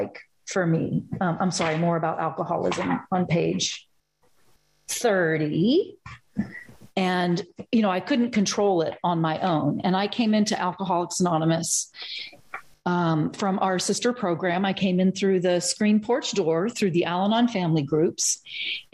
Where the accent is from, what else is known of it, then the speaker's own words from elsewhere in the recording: Eastern Kentucky, United States; moved away; also born or lived in Germany / Cambridge, Massachusetts; I'm from Eastern Kentucky